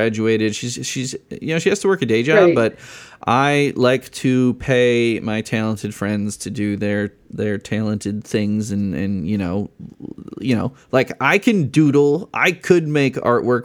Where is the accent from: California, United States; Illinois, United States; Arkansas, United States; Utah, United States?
Illinois, United States; I'm from Illinois